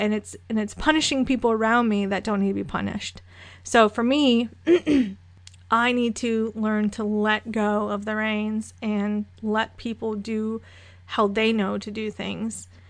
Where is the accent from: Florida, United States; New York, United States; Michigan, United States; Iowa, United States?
Florida, United States; moved away; I'm originally from Florida. Um, my dad was military, so he landed there